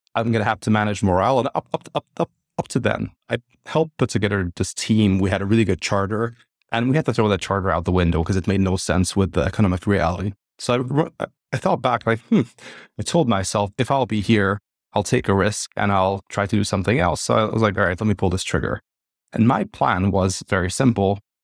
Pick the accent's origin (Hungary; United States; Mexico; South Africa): Hungary; moved away as an adult; also born or lived in United Kingdom / London; I'm originally from Hungary